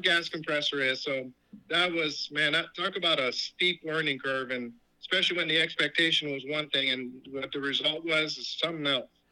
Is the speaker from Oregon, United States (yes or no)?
no; New York, United States; I grew up in New York